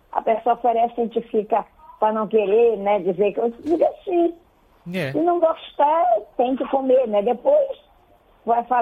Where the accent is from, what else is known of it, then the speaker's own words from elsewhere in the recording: Belém, Pará, Brazil; also born or lived in Cachoeira do Arari, Marajó / Igarapé-Miri; Moro em Belém. E eu tá... me criei aqui em Belém, só casei para o município e fui morar no município de Garapé-Mirim, nesse lugar tão que eu falo tanto.